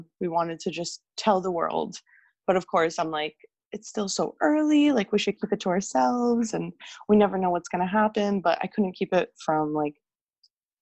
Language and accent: English; Canada; I'm from Canada